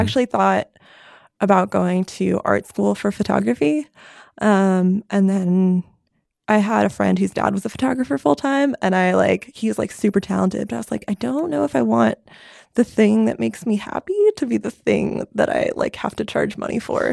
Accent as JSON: {"language": "English", "region": "New York City area", "country": "United States", "moved": "yes", "said": "I am from the New York City area, just north of New York City"}